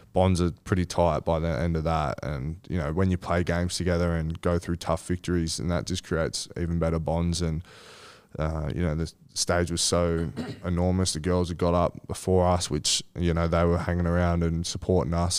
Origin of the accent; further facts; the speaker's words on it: Sydney, New South Wales, Australia; also born or lived in Malabar / Kingsford; I grew up in Kensington, which is, uh, five, five, ten minutes from Coogee.